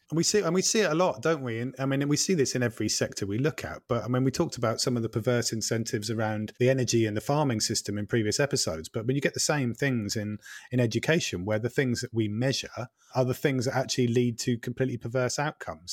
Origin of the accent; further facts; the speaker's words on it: Norfolk, East of England, United Kingdom; I am also from Norfolk